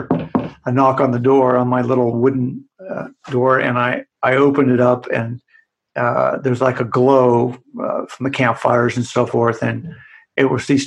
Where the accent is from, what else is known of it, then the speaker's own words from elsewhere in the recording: United States; as an American